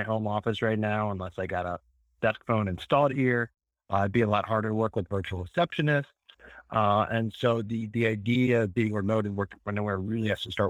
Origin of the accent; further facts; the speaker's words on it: New Orleans, Louisiana, United States; I'm from New Orleans